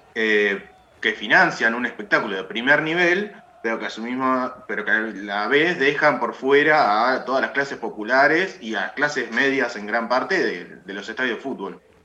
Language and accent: Spanish; La Plata, Buenos Aires Province, Argentina; yo soy de La Plata, la bombonera no me queda tan lejos